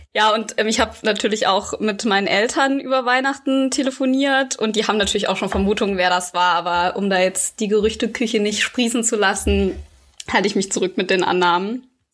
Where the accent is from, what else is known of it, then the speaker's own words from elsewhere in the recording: Quierschied, Saarland, Germany; in der Nähe von Quierschied, wo ich aufgewachsen bin.